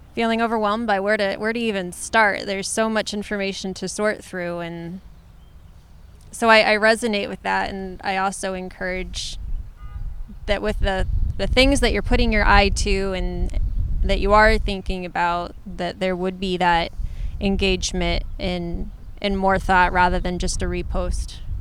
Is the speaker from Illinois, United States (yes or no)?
no; Ohio, United States; moved away; also born or lived in San Francisco / Los Angeles / England; I was raised in Ohio.